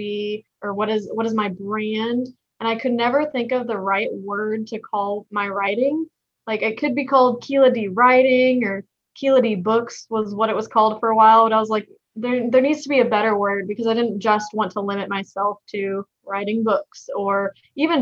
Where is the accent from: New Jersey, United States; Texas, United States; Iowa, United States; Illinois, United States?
Texas, United States; accent: hick; I am a Texan. You can probably tell from my hick accent